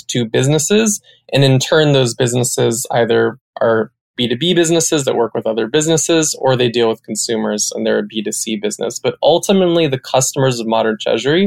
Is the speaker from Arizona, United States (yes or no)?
no; Salinas, California, United States; moved away as an adult; also born or lived in New York / San Francisco; Born and raised in Salinas